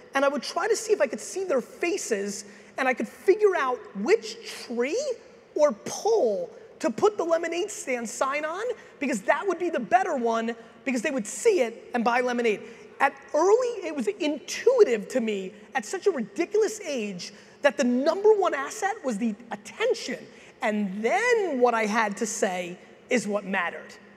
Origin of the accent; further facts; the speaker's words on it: Edison, New Jersey, United States; also born or lived in Soviet Union / Queens, New York; I was born in the Soviet Union. I came here as a kid. My dad eventually got a job as a stock boy in a liquor store in New Jersey. I originally lived in Queens, then I grew up in Edison, New Jersey